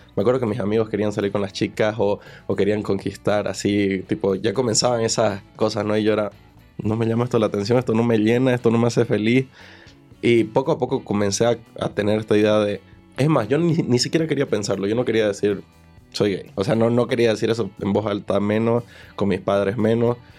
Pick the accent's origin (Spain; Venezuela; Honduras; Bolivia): Bolivia; moved away as an adult; now in Mexico; Yo soy de Bolivia